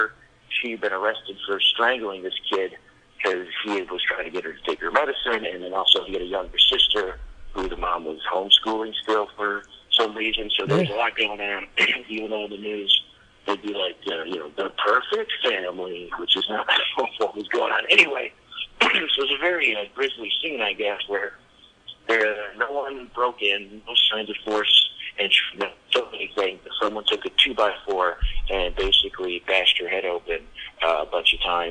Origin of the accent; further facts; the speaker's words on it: Michigan, United States; moved away as an adult; also born or lived in New York; I went back home to Michigan